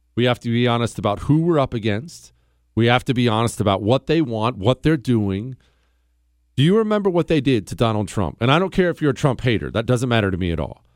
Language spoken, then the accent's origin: English; the Rockies, United States; I grew up in the Rockies